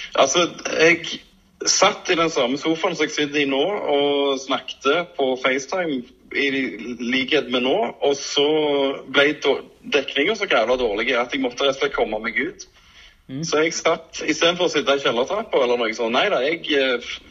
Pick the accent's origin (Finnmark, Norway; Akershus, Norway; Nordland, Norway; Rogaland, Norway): Rogaland, Norway; Stavanger; Jeg vokste opp på Madla